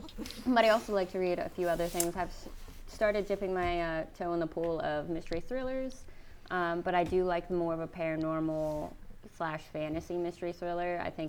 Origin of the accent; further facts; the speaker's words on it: Pennsylvania, United States; moved away as an adult; now in San Diego, United States; I live in San Diego currently. I've been here for about a year. I'm originally from Pennsylvania, but I was in the military, so I've been all over the place, both within the United States and I've been a few places internationally as well.